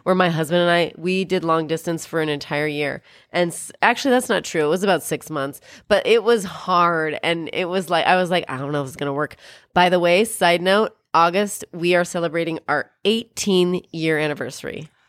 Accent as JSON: {"language": "English", "area": "Columbia River region", "region": "Pacific Northwest", "country": "United States", "tie": "born or raised there", "moved": "yes", "said": "I'm from Columbia region, whatever, where there's the Columbia River and lots of people die there."}